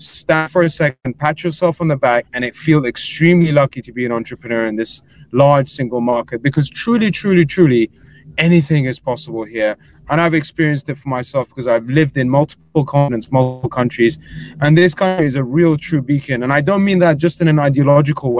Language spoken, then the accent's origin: English; England, United Kingdom; accent: English; moved away as an adult; now in United States; I'm an Englishman. You can tell from the accent.